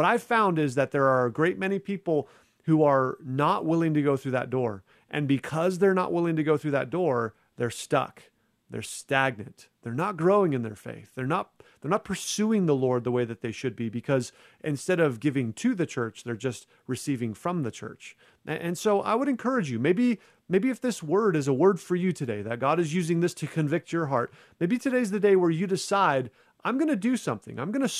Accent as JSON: {"language": "English", "country": "United States", "tie": "born or raised there", "said": "I'm not a Christian because I grew up in America and I just happened to hear the gospel message."}